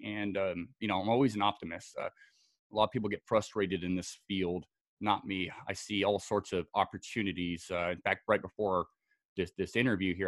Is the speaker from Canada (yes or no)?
no; Scotland, United Kingdom; also born or lived in Southern California; now in United States; I was uh, born and raised in Scotland